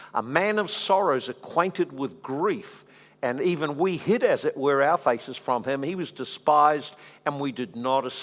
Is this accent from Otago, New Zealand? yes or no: no; Dannevirke, Manawatū-Whanganui, New Zealand; I came from Dannyvirk. You know, and Dannyvirk, well, anyone knows Dannyvirk, you know Dannyvirk. So I came out of Dannyvirk, very small town, you know, country town